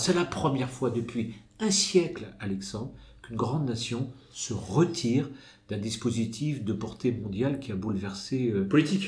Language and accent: French; France; chez nous en France